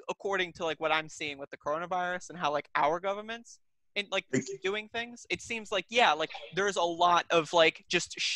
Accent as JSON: {"language": "English", "country": "United States", "said": "as an American"}